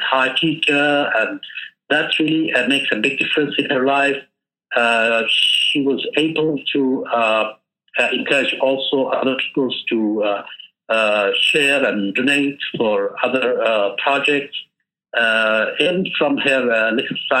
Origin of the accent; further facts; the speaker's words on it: Yemen; from Yemen. I work as an education coordinator for a local NGO.